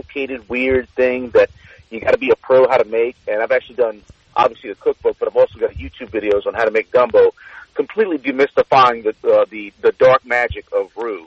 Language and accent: English; Cajun country, Louisiana, United States; growing up in Cajun country